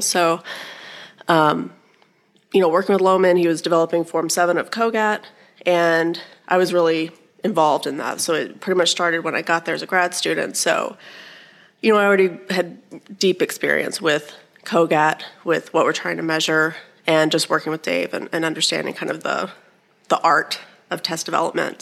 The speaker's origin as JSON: {"language": "English", "region": "Alabama", "country": "United States", "tie": "born or raised there", "also_born_or_lived": "Iowa", "moved": "as an adult", "said": "I was born and raised in Alabama and ended up back in Alabama"}